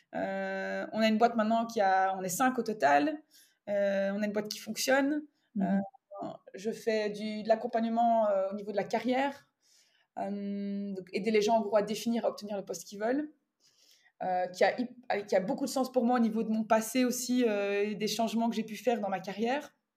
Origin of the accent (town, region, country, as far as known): Belgium; moved away as an adult